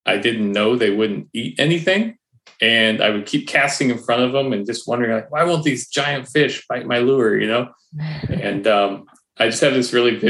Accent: Western Washington State, United States; I grew up in Western Washington State

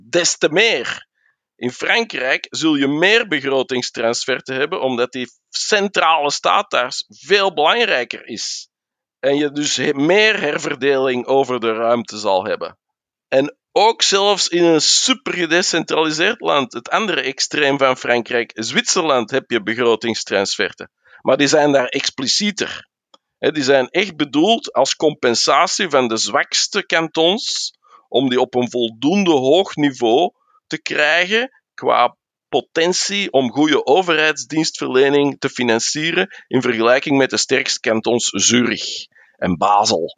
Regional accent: Flanders, Belgium

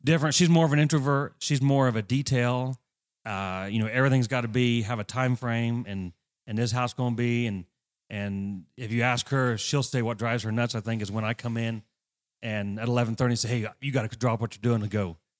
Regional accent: Greentown, Indiana, United States; I grew up at Green Town. My dad and mom farmed

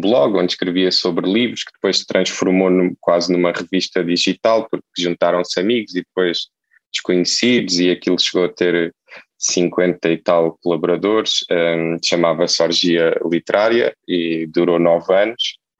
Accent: Setúbal, Portugal; moved away as an adult; now in Lisbon, Portugal; eu eu nasci em Setúbal

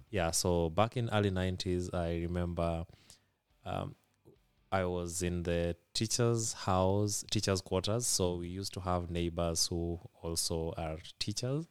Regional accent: Kisumu, Kisumu County, Kenya; first language Luo; English is a second language; I've been born and bred, uh, in Kisumu, Kenya

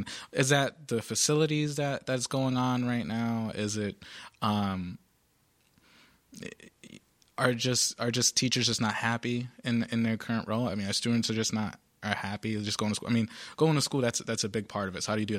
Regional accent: Providence, Rhode Island, United States; Whereas, you know, I grew up in the South Side of Providence.

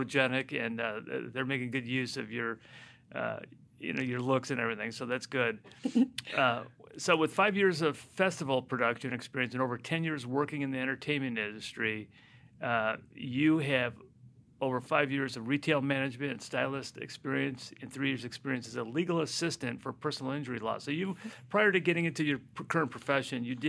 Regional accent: Chicago, Illinois, United States; moved away; I'm from Chicago

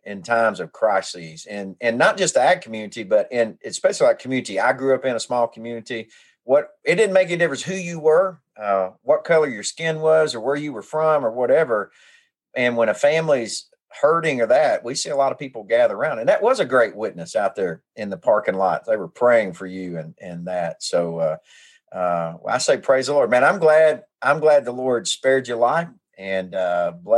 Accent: White and Cache River, Arkansas, United States; I grew up on the White and Cass River

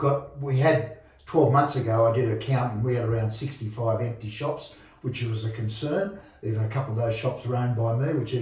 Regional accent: Sydney, New South Wales, Australia; moved away as an adult; now in Bathurst, Australia; Yeah, look, I came from Sydney in the late 60s.

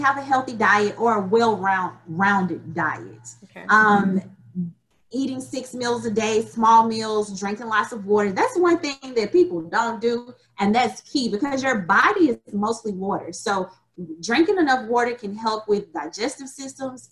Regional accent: Alabama, United States; moved away as an adult; now in Memphis, United States; I'm originally from Alabama

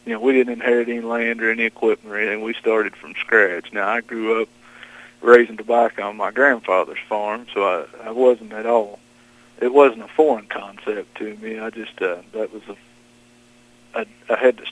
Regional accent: Johnson County, Eastern Kentucky, United States; I was born and raised in Johnson County. Never left far from home

